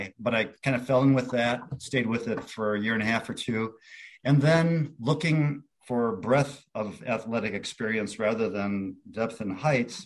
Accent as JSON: {"language": "English", "town": "Cicero", "region": "Illinois", "country": "United States", "tie": "born or raised there", "also_born_or_lived": "Minnesota / Decatur, Illinois", "moved": "as an adult", "said": "I'm from the Chicago area. I grew up in Cicero, and I went to school in Decatur, Illinois"}